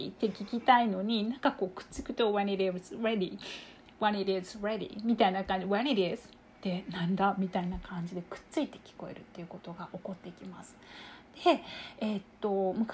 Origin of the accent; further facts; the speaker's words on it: Kyushu, Japan; あの私たち同じ九州の出身なんですけれども